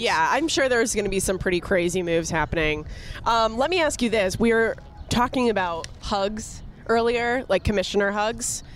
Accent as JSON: {"language": "English", "country": "Canada", "tie": "born or raised there", "said": "I grew up watching hockey in Canada"}